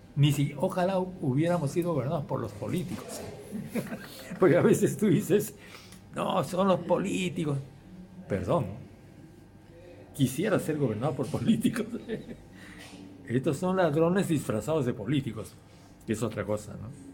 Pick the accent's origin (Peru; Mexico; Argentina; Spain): Peru; yo soy simplemente un peruano que lucha por la, el cambio de su país